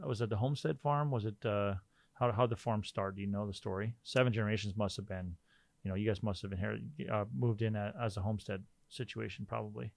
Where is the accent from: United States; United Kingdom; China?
United States; Rolla, North Dakota; now in Fargo, United States; I grew up in Rolla